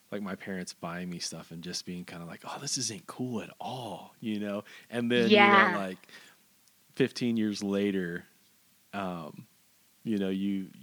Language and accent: English; Fort Stockton, Texas, United States; now in Lubbock, United States; I'm originally from Fort Stockton